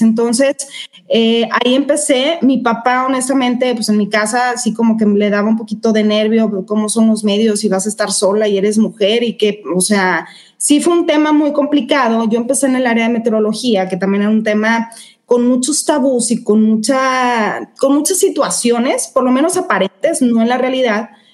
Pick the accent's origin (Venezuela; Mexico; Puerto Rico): Mexico; soy mexicana